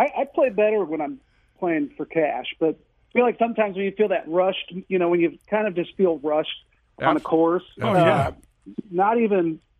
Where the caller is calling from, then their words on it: Manchester, Missouri, United States; So I am in the West County, Manchester area.